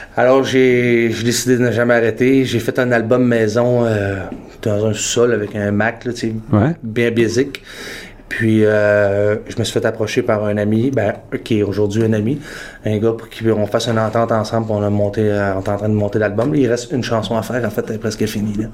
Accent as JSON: {"language": "French", "region": "Quebec", "country": "Canada", "tie": "born or raised there", "also_born_or_lived": "Toronto", "moved": "yes", "lives_now": "Montreal, Canada", "said": "j'ai grandi au Lac-Saint-Jean"}